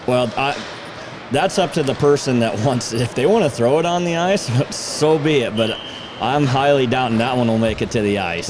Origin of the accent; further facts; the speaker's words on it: Seward, Nebraska, United States; I'm from Seward.